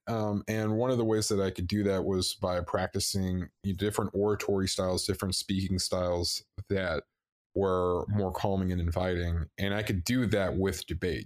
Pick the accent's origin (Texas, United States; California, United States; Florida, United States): Texas, United States; originally from Texas